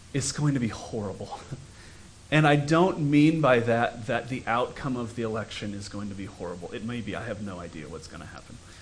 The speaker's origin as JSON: {"language": "English", "country": "United States", "said": "we as American Christians"}